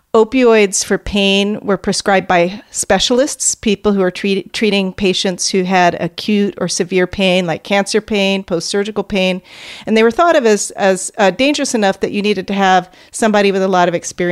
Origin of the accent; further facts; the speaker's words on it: United States; So I'm African American, and I grew up in an upwardly striving family.